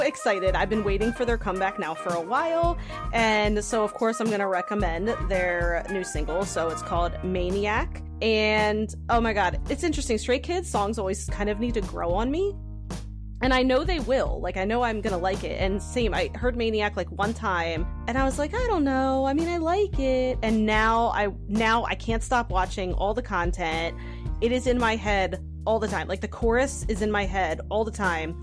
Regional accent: United States; as an American

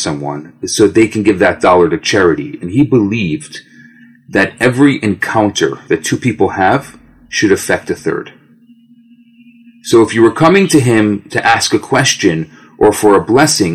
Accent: Skokie, Illinois, United States; now in Montreal, Canada; I grew up in Chicago. I grew up in the western suburbs of Chicago, Skokie, Des Plaines.

